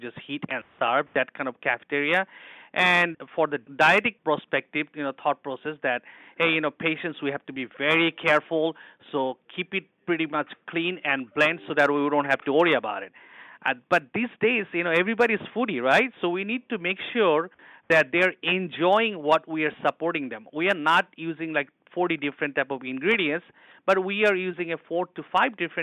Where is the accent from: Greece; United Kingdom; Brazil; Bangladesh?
Bangladesh; Dhaka, Dhaka Division; moved away; I'm born and raised in Bangladesh. It's a poor country, but I was in a city boy. I was in the capital city in Dhaka.